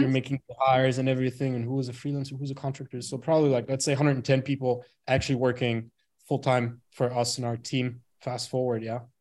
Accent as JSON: {"language": "English", "region": "Bremen", "country": "Germany", "tie": "born or raised there", "moved": "yes", "said": "born and raised in Germany, uh, in a small, not really a small city, but in a city called Bremen."}